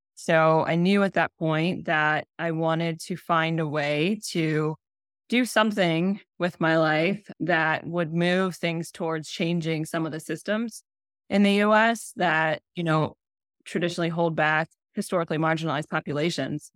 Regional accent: Columbus, Ohio, United States; born and raised in Columbus, Ohio, and so, yes, I am a Buckeye

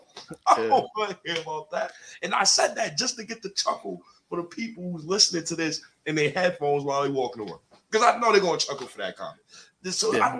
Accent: New York City, New York, United States; I'm from New York.

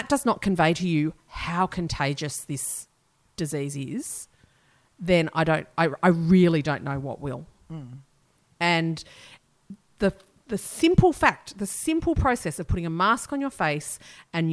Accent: New South Wales, Australia; we're Australian.

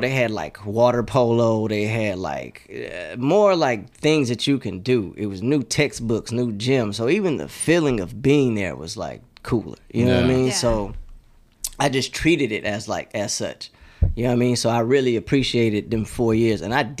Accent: Houston, Texas, United States; so I grew up in a neighborhood called Farm Meadow. I went to Welch Middle School. I was zoned to Westbury, but I ended up going to Westside High School.

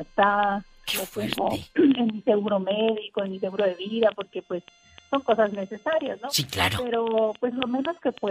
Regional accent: Bacobampo, Sonora, Mexico; porque yo no soy de Nogales, eh, soy de, de, allá, de un pueblito muy bonito, al sur del estado.

